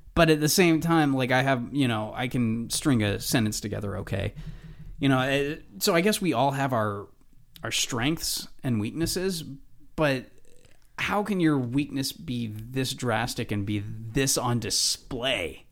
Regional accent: United States; I'm an American.

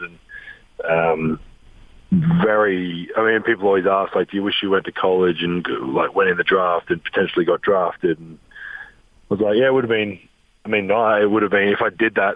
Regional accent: Adelaide, South Australia, Australia; moved away as an adult; also born or lived in Europe; now in Salt Lake City, United States; Adelaide, my hometown

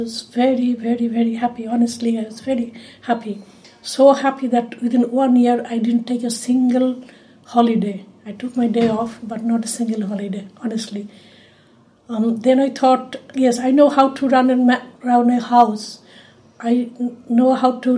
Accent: Kolkata, West Bengal, India; moved away as an adult; now in Wales, United Kingdom; I was born in Kolkata, India

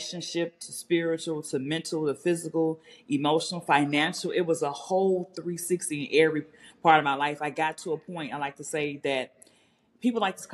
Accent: Memphis, Tennessee, United States; I'm from Memphis, Tennessee, you know, I tell folks, I'm from one generation out the hood

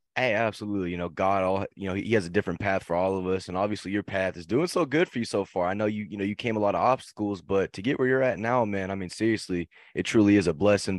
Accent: Barnum, Texas, United States; I'm actually from Barnum, Texas

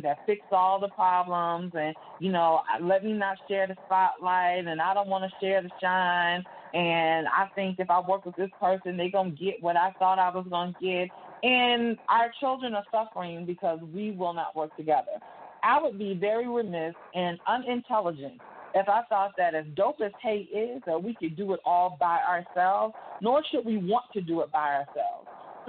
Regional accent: Virginia Beach, Virginia, United States; moved away as an adult; now in Atlanta, United States; I'm born and raised in Virginia Beach, came down here to go to school at Morris Brown College, never left.

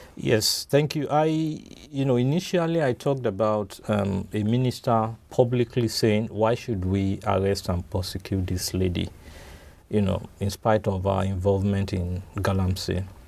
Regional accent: Nigeria; being a Nigerian

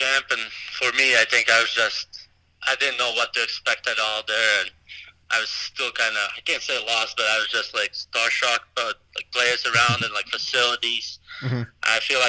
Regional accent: Latvia; now in United States; I just grew up playing Latvia. I think we only had like 16 rinks in the whole country when I was growing up.

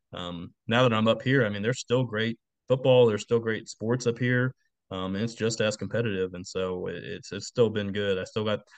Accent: Sugar Land, Texas, United States; moved away as an adult; also born or lived in Oklahoma; now in Kiefer, United States; I grew up in Texas, grew up around Texas high school football

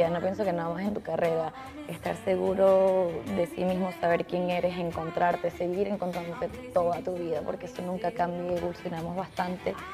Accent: Venezuela; Yo soy muy rompera como somos todos los venezolanos

